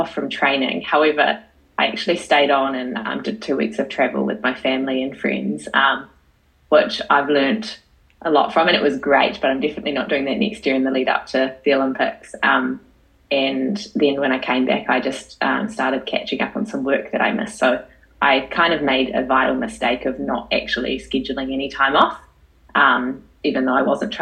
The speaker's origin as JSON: {"language": "English", "town": "Paraparaumu", "region": "Wellington", "country": "New Zealand", "tie": "born or raised there", "said": "I'm from the Kapiti Coast."}